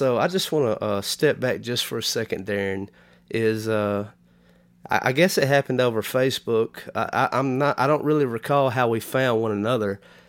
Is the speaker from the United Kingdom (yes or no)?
no; Canada; Growing up in Canada, like, you know, we have our rock and roll stations here.